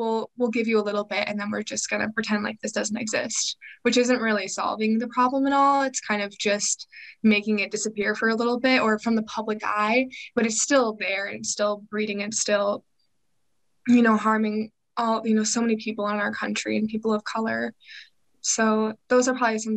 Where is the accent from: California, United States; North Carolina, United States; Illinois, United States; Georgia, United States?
Illinois, United States; Chicago; I am from the Chicagoland area and I'm still currently living there